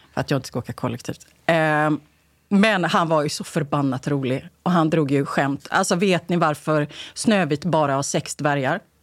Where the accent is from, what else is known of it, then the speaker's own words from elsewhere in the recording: Gothenburg, Västra Götaland, Sweden; moved away as an adult; now in Stockholm, Sweden; Det fanns ju inget SSU där jag växte upp på Rymdtorget i Bergsjön.